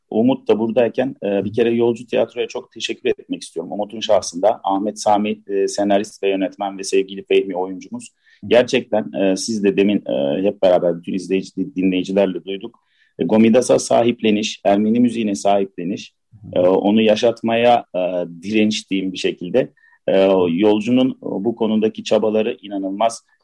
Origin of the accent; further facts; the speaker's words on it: Istanbul, Turkey; born there; E, ben 69 doğumluyum İstanbul.